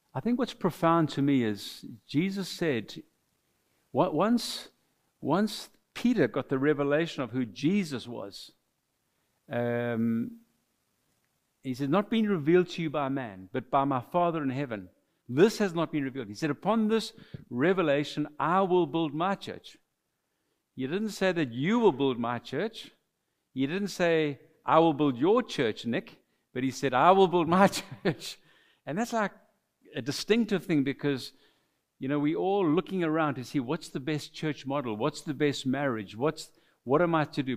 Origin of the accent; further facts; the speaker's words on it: Mauritius; first language French; English is a second language; now in South Africa; we're from South Africa, but we are natives of the island of Mauritius, so we are immigrants to South Africa. We are French speaking origin